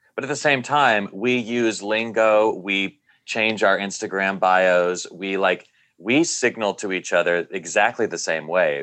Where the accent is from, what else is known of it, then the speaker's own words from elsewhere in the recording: Nashville, Tennessee, United States; growing up in Nashville, Tennessee, evangelical Christian and being gay